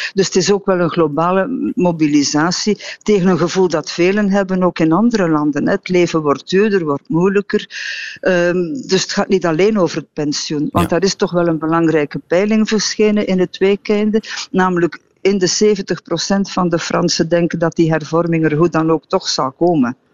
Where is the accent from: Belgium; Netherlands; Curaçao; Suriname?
Belgium